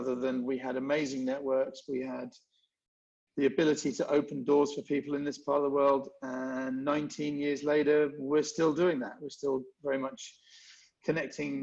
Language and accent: English; London, United Kingdom; moved away as an adult; also born or lived in Hong Kong; now in Singapore; Born in London, North London.